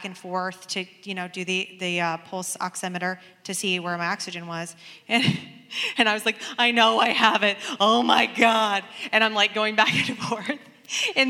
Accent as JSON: {"language": "English", "town": "Portland", "country": "United States", "tie": "born or raised there", "said": "I grew up in Portland"}